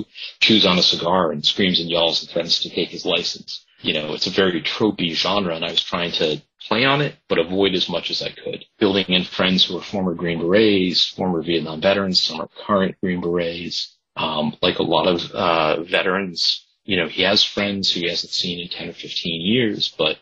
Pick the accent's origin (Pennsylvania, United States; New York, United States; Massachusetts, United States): Massachusetts, United States; Boston; also born or lived in Nantucket Island; I was born in Boston